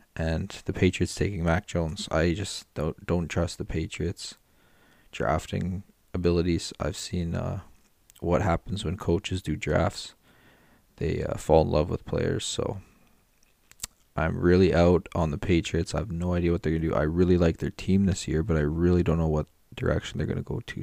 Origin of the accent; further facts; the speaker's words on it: Canada; I'm from Canada